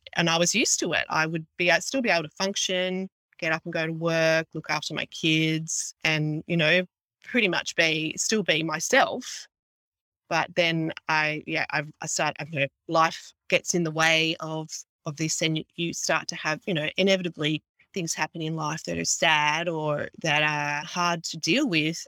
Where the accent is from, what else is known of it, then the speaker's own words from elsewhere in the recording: Mid North Coast, New South Wales, Australia; I am an Aussie girl from the mid north coast in Australia, which is, I'd say, five, six hours drive from Sydney, in between Sydney and Brisbane.